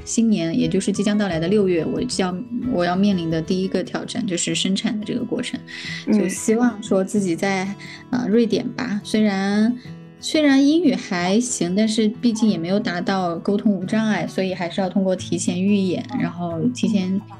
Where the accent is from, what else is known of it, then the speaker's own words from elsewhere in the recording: Sichuan, China; moved away; 我是四川人嘛